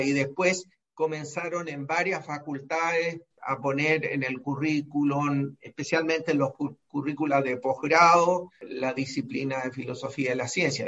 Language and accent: Spanish; Santiago, Santiago Metropolitan Region, Chile; Yo nací en Santiago de Chile y en 1944